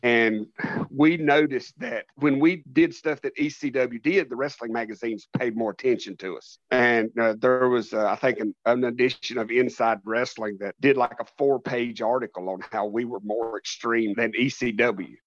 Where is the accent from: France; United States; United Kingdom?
United States; also born or lived in North Carolina; I am an American professional wrestling performer slash promoter